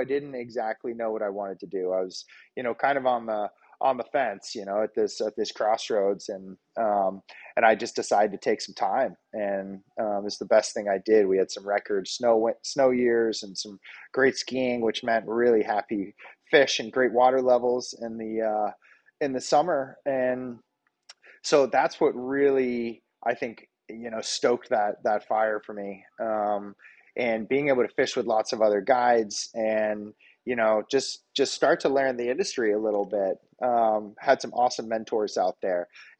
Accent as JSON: {"language": "English", "region": "Maryland", "country": "United States", "tie": "born or raised there", "also_born_or_lived": "Cape Cod, Massachusetts / New Hampshire / Colorado / Maine", "moved": "yes", "lives_now": "Berry Islands, Bahamas", "said": "I was born in Cape Cod and growing up in Maryland, really had my love tethered to the salt. And so I moved back from Colorado to the southern coast of Maine"}